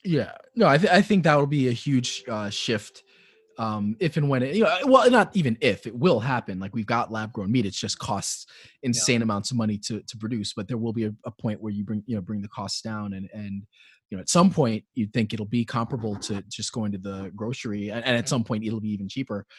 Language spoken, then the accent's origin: English; New York City, New York, United States; also born or lived in Flatbush, Brooklyn; I grew up in Upper West Side, so obviously I grew up in an area that's much more affluent. Um, but I also grew up in in Flatbush